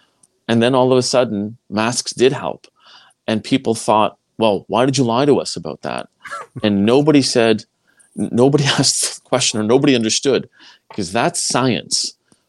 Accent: Quebec, Canada; I mean, I came from Quebec. It's a way of life there.

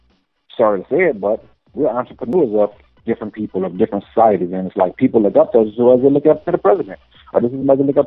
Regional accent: New Orleans, Louisiana, United States; moved away as an adult; I come from the bottom of the map. I come from New Orleans

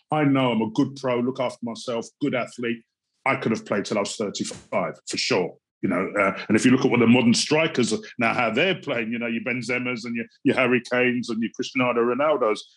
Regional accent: Jamaica; I come from Jamaica. I'm of Jamaican parentage. Proud to be black. Proud to be of Jamaican parentage.

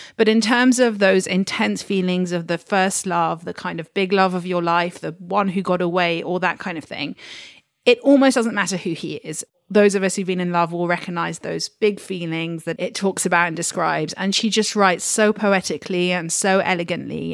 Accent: United Kingdom; moved away as an adult; also born or lived in Washington DC; now in London, United Kingdom; being a Brit who's worked in an American bookshop

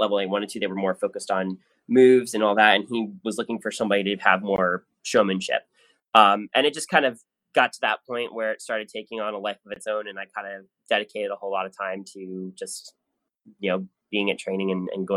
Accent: New Jersey, United States; I grew up in South Jersey

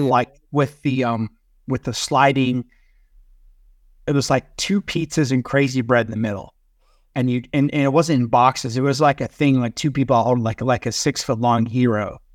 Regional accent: Texas, United States; I'm from Texas

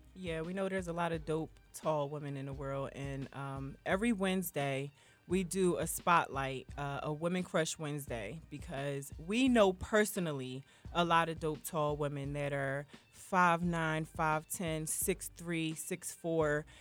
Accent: Philadelphia, Pennsylvania, United States; I'm from Philly

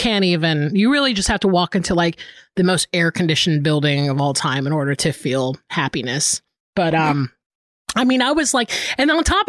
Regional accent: the South, United States; moved away as an adult; also born or lived in Florida; now in Los Angeles, United States; I grew up in the South

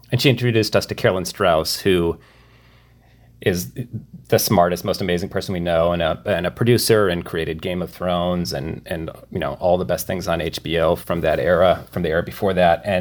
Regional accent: Midwest, United States; we're from the Midwest

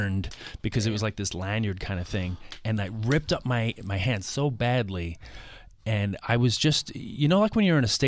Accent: New York City, New York, United States; I grew up in Queens

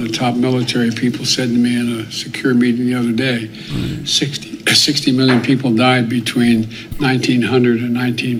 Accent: Delaware, United States; I come from Delaware, which has more corporations incorporated than all the rest of the country combined.

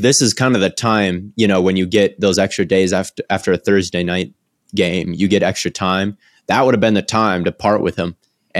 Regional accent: Minnesota, United States; Being a Minnesotan and being a Packer fan

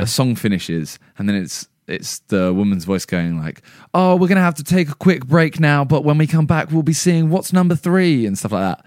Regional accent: England, United Kingdom; we're English

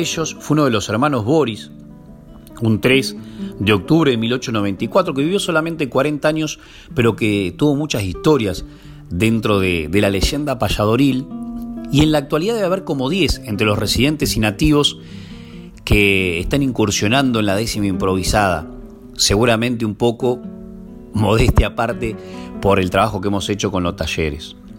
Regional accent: Dolores, Buenos Aires Province, Argentina; Mi pueblo, Dolores, el primer pueblo patrio

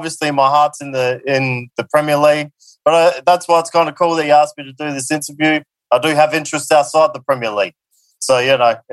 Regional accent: Adelaide, South Australia, Australia; now in Melbourne, Australia; And I'm originally from Adelaide. I live in Melbourne now, but I do rep Adelaide United.

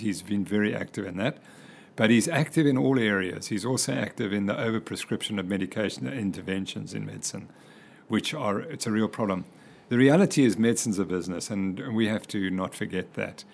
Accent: Cape Town, Western Cape, South Africa; moved away; also born or lived in Zimbabwe / United States; we moved down to Cape Town when I was very young. And so I did all my schooling in Cape Town.

